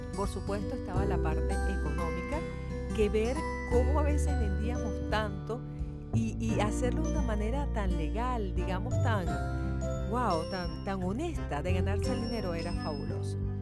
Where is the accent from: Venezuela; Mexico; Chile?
Venezuela; así somos los venezolanos, siempre con ganas de echar para adelante